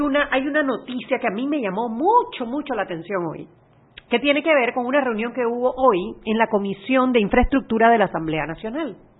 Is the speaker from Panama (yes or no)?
yes; Panama; nosotros como panameños